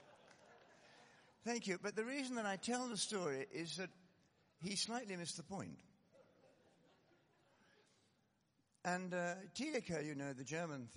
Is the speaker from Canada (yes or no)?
no; Scotland, United Kingdom; I come from Scotland